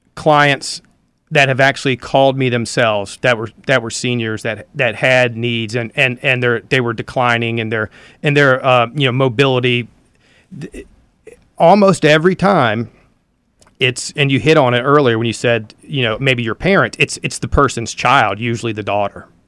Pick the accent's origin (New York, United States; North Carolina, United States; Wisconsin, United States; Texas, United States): North Carolina, United States; Elizabeth City; I'm from Elizabeth City